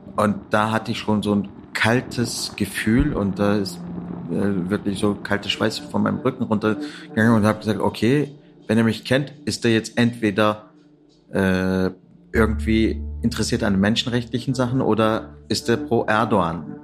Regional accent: Turkey; moved away as an adult; also born or lived in Kassel, Hesse, Germany; now in Berlin, Germany; Ich bin in Kassel in Hessen geboren, äh, bin aber dann in der Türkei zur Schule gegangen, zur Uni

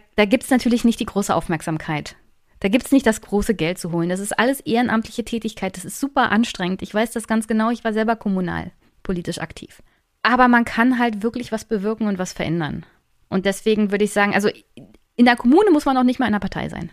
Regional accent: East Germany, Germany; Ich komme ja aus Ostdeutschland

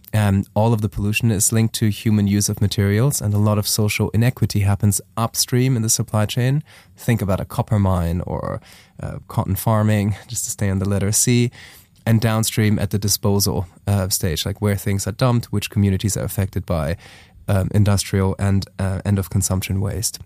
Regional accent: Germany; moved away as an adult; also born or lived in Taiwan; I am from Germany originally.

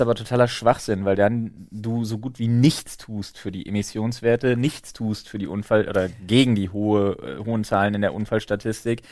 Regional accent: Berlin, Germany; wir als Berliner

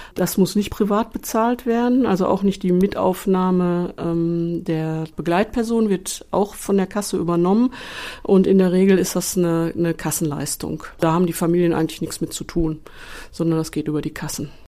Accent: Duisburg, North Rhine-Westphalia, Germany; Ich bin gebürtige Duisburgerin, bin dann im Hause geblieben

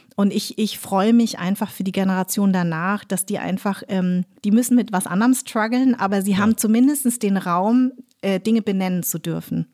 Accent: Munich, Bavaria, Germany; moved away as an adult; also born or lived in Darmstadt; now in Berlin, Germany; weil ich war in München sehr weiß sozialisiert. Also ich bin im total komplett weißen Umfeld groß in geworden. Äh, in Parsing.

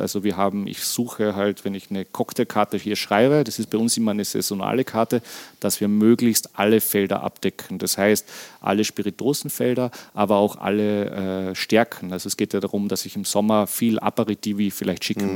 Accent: Weissensee, Carinthia, Austria; Der hat ein Hotel hier am Weißensee und der zweite betreibt einen Onkel von mir, auch ein Hotel. Und dadurch bin ich natürlich in der Gastronomiefamilie aufgewachsen

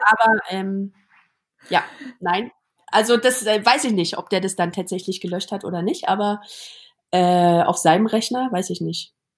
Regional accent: Berlin, Germany; now in Zurich, Switzerland; ich bin im Neubaublock aufgewachsen am Rand von Berlin

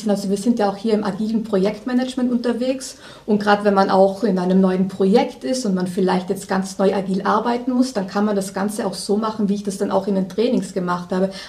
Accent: Trentino-Alto Adige, Italy; also born or lived in Austria; now in Munich, Germany; Ich komme aus Südtirol, bin dann über Österreich irgendwann nach München gekommen, wohne hier jetzt seit zehn Jahren

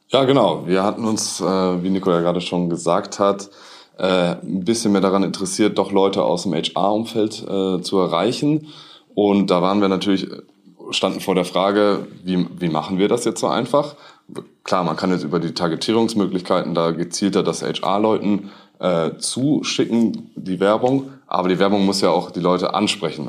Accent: Munich, Bavaria, Germany; moved away as an adult; also born or lived in northern Germany; Bei uns im Süden hieß es mal Servus, jetzt ist es Moin. Äh, ich komme nämlich eigentlich aus München

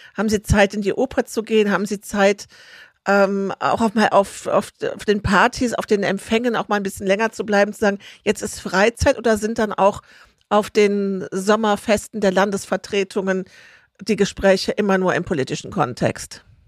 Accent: Rhineland, Germany; Ich bin im Rheinland groß geworden, im katholisch-konservativen Umfeld

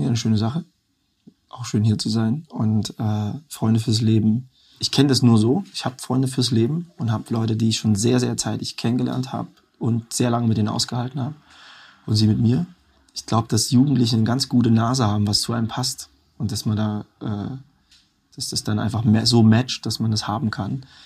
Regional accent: Erfurt, Thuringia, Germany; Heimat ist so, das, wo ich herkomme, Zuhause kann überall sein. Und bei mir ist halt beides Erfurt

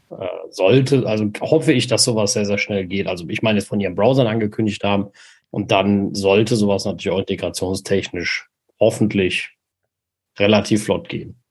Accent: Germany; bei uns in Deutschland

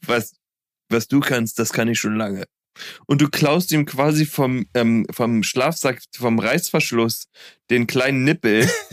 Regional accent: Berlin, Germany; als Berliner Junge in Berlin

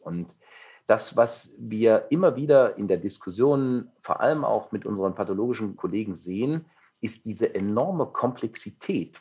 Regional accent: Saxony, Germany; now in Düsseldorf, Germany; in meiner alten Heimat, in dem wunderschönen Sachsen

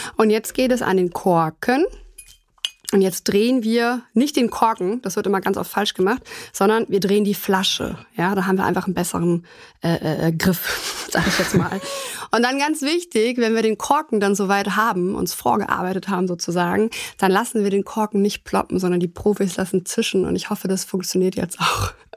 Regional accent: Germany; bei uns in Deutschland kennt man natürlich vornehmlich die Sektflöten

